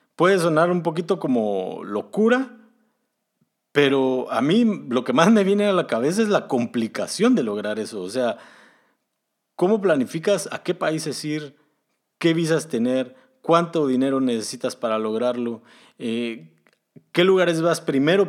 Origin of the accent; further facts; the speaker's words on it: Guatemala; moved away as an adult; now in Germany; Originalmente soy de Guatemala, pero actualmente estoy viviendo en Alemania